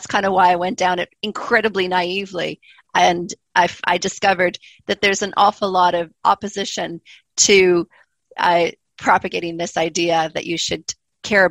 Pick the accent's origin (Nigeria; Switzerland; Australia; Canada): Canada; moved away as an adult; also born or lived in Montreal, Canada / Calgary, Canada; now in Christchurch, New Zealand; you can already probably tell that I don't sound New Zealander. I'm originally Canadian